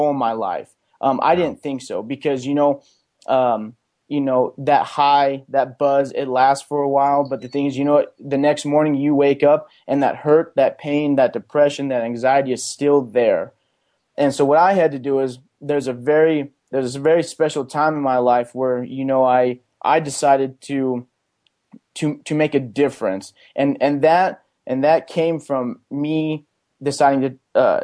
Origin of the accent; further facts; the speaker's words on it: Pueblo, Colorado, United States; I grew up in Pueblo, Colorado. I went to Pueblo County High School